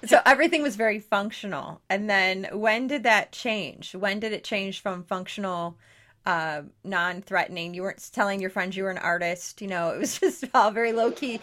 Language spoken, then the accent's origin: English; near Detroit, Michigan, United States; I grew up 20 minutes from Detroit, uh, Detroit